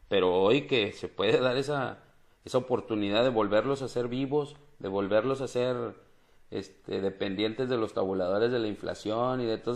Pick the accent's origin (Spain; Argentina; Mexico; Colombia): Mexico; aviento mi CUR para decir que soy mexicano y que tengo tantos años.